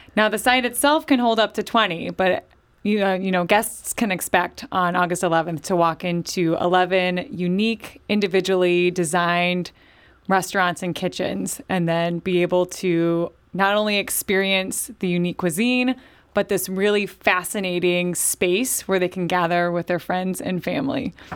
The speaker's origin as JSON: {"language": "English", "town": "St. Louis", "region": "Missouri", "country": "United States", "tie": "born or raised there", "said": "I grew up in Saint Louis"}